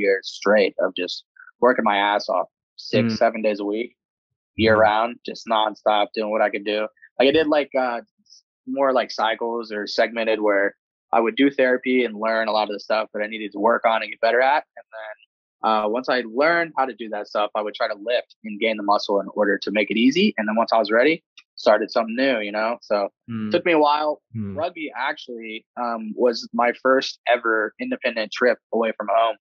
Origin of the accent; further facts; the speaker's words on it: Cincinnati, Ohio, United States; my hometown in Cincinnati